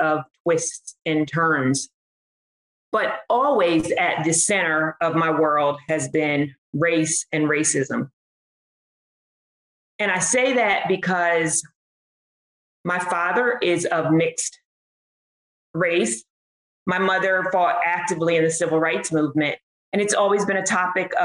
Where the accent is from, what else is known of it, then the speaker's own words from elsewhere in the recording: Trenton, New Jersey, United States; I am from Trenton, New Jersey